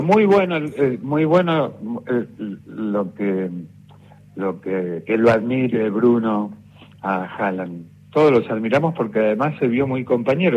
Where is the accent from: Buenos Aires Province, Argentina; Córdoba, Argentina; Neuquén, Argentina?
Buenos Aires Province, Argentina; Ramos Mejía; Yo soy de Ramos Mejía, que es La Matanza